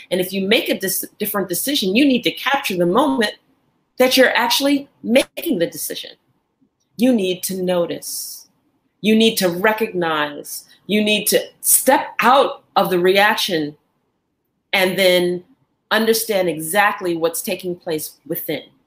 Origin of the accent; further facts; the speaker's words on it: New York, United States; now in Angola; I am in Angola and I'm originally from New York